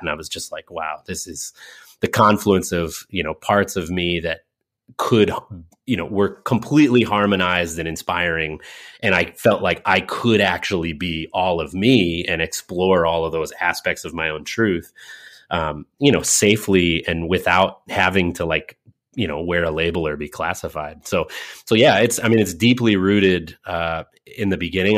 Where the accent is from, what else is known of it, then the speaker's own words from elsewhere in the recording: Windsor, Connecticut, United States; also born or lived in Hartford, Connecticut; I was born in Hartford, in a hospital in Hartford, Connecticut proper. I was raised, uh, in one town over directly north of Hartford on the ninety-one, as you Californians might say, um, Interstate ninety-one, one exit out of Hartford in a town called Windsor, Connecticut